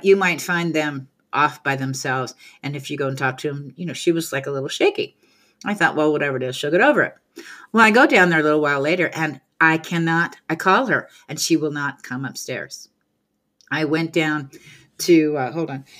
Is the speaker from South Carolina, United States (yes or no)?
no; California, United States; moved away; I grew up in California